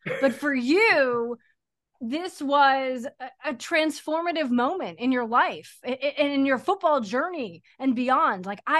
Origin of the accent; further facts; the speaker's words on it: New England, United States; I grew up in New England.